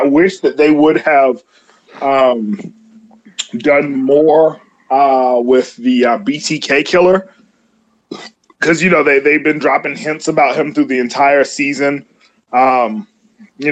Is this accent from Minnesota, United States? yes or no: no; Atlanta, Georgia, United States; my hometown, because I'm an Atlanta native